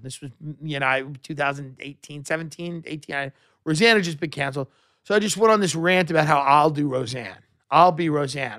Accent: Long Island, New York, United States; the boomers that I grew up with on Long Island

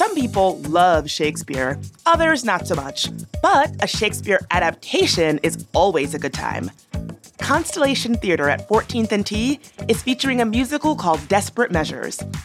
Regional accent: Richmond, Virginia, United States; now in Washington, D.C., United States; I grew up in Richmond

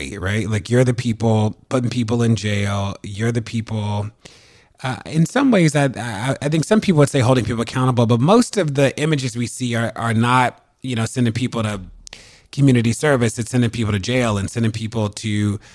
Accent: Baltimore, Maryland, United States; I'm from Baltimore and deeply invested in the well-being in the state of Maryland.

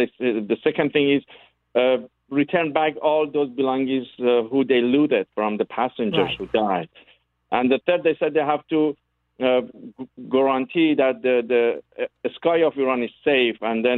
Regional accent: Canada; English is a second language; I think that they deserve, as a Canadian, for the future, to people know and remember them

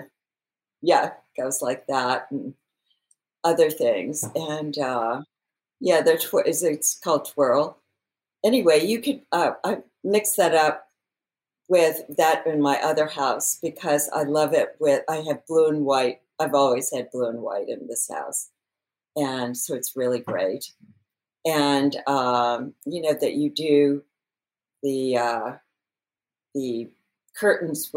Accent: New Orleans, Louisiana, United States; also born or lived in Windsor Square, Los Angeles; now in Los Angeles, United States; growing up in New Orleans

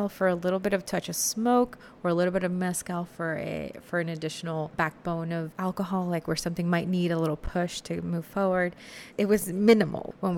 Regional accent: Monterrey, Nuevo León, Mexico; now in Houston, United States; I was born in Monterrey, Nuevo León, and then we moved to Houston, Texas in the early 80s.

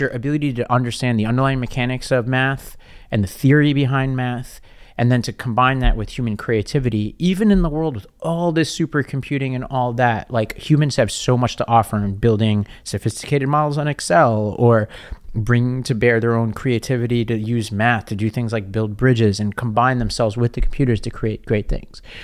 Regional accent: New York City, New York, United States; from Staten Island

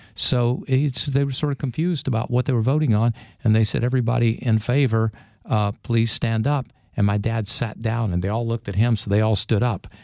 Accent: Mississippi, United States; moved away; I grew up in Mississippi in the fifties and sixties

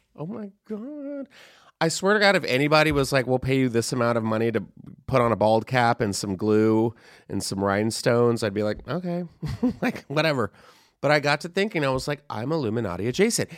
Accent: Texas, United States; I am from Texas as well

